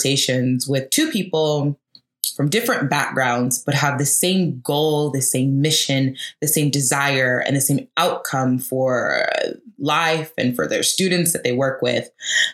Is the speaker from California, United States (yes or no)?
no; Atlanta, Georgia, United States; Atlanta, which is my hometown